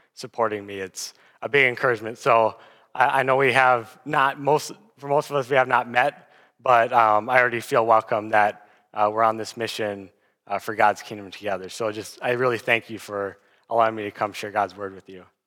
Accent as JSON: {"language": "English", "town": "Aberdeen", "region": "South Dakota", "country": "United States", "moved": "as an adult", "lives_now": "Sioux Falls, United States", "said": "I'm originally from Aberdeen, South Dakota, and I came down to Sioux Falls for college"}